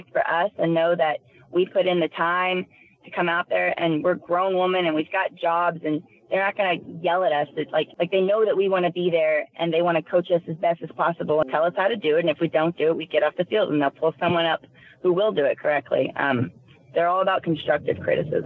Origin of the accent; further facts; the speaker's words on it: Texas, United States; I'm from Texas, born and raised